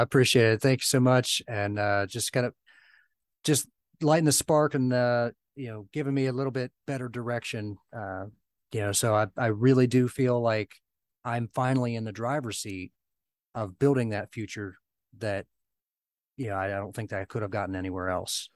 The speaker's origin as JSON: {"language": "English", "region": "Southern Ohio", "country": "United States", "tie": "born or raised there", "said": "my hometown. It's a, you know, a small area of Southern Ohio"}